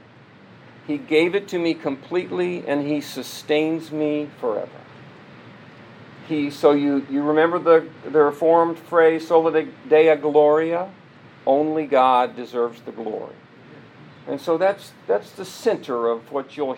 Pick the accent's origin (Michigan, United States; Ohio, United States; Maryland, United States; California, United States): Ohio, United States; Columbus; I was born in Columbus, Ohio.